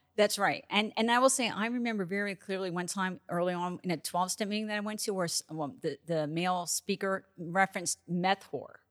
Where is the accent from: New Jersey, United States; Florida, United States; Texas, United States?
New Jersey, United States; I grew up in New Jersey